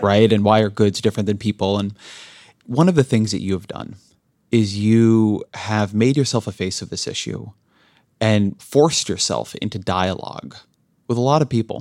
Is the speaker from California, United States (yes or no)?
yes; Southern California, United States; I grew up in Southern California in an immigrant-heavy community